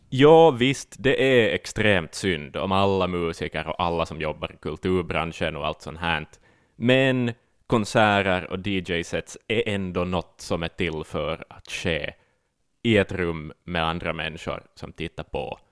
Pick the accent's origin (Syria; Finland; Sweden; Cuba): Finland; Ostrobothnia; som österbottning